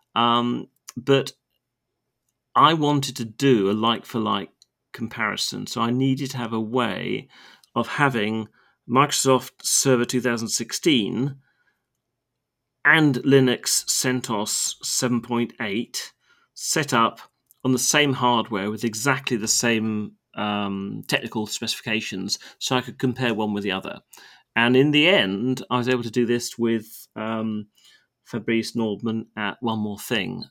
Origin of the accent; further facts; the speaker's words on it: United Kingdom; as a Brit when we live on a very small island off the northwestern shore of Europe